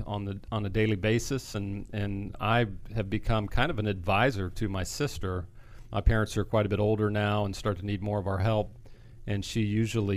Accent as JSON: {"language": "English", "town": "Denver", "region": "Colorado", "country": "United States", "tie": "born or raised there", "also_born_or_lived": "Hawaii", "said": "I was born in Hawaii, moved to Denver, Colorado at the age of 7"}